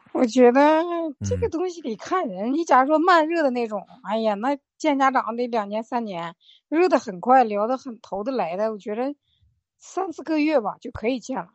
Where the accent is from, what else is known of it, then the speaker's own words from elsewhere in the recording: Chifeng, Inner Mongolia, China; 我来自内蒙古赤峰